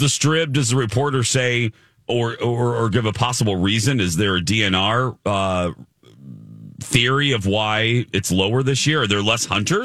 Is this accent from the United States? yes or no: yes; Northwest Indiana, United States; You know, I'm from Indiana. So there isn't Northwest Indiana where, you know, by Chicago, there's not a lot of hunting opportunity.